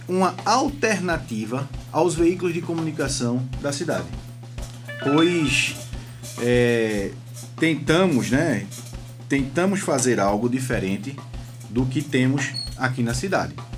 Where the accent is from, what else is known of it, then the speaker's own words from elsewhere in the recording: Vitória, Brazil; also born or lived in Recife; eu moro em Vitória desde que nasci sou recifense só porque nasci lá, né? Mas moro em Vitória desde que nasci